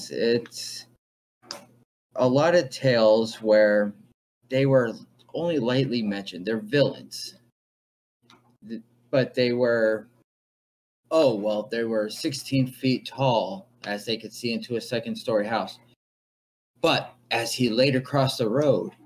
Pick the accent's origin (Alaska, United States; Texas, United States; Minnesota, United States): Minnesota, United States; I'm from Minnesota